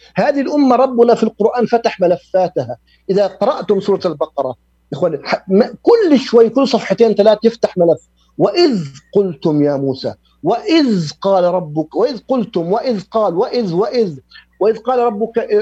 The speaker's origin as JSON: {"language": "Arabic", "country": "Jordan", "said": "عندنا في الأردن"}